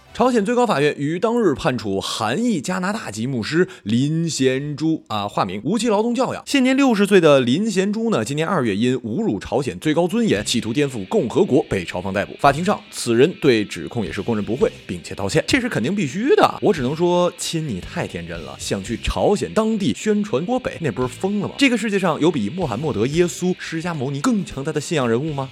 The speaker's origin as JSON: {"language": "Chinese", "region": "Northeast China", "country": "China", "said": "作为东北人的我"}